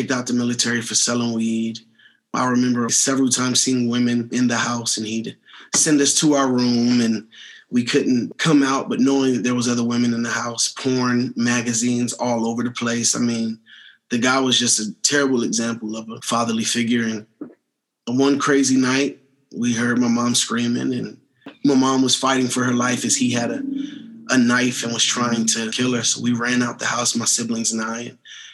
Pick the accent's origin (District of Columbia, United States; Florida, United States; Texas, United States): District of Columbia, United States; Washington; now in Colorado Springs, United States; I was born in Washington, D.C. at the age of 5 months old